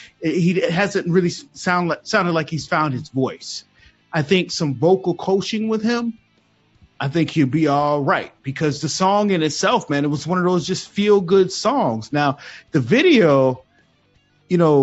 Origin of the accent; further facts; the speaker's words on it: Charleston, South Carolina, United States; I am from Charleston, South Carolina